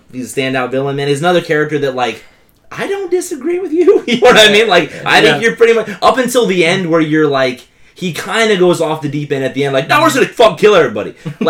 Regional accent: United States; For the record, I'm from White County. I was in Maine.

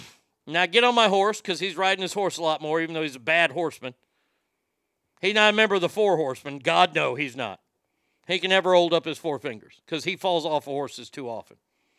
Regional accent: South Africa; I'm from South Africa and these are cougarans.

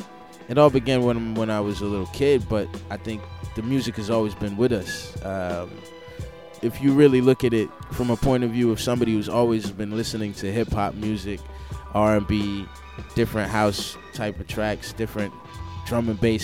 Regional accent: United States; also born or lived in London; I was actually born in London, okay? So I'm from London, but I grew up in America. I left when I was 6 months old and grew up over there, came back home

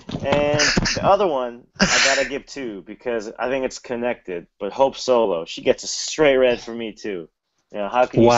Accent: United States; As an American fan

